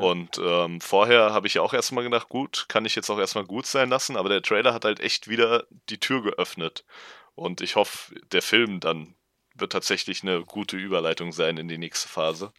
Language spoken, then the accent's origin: German; Darmstadt, Hesse, Germany; now in Marburg, Germany; Ich bin auch in Darmstadt aufgewachsen